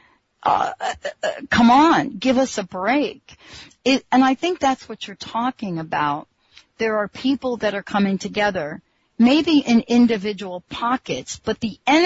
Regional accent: New Jersey, United States; also born or lived in New York; now in Seattle, United States; I was born in New York, grew up in New Jersey

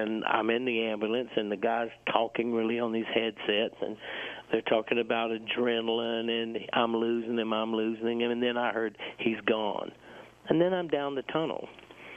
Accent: South Carolina, United States; I was born in South Carolina, and I grew up in South Carolina

